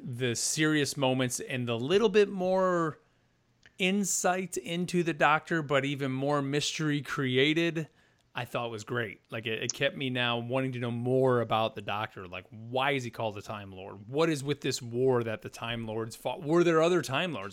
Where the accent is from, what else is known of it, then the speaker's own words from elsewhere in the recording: United States; us being American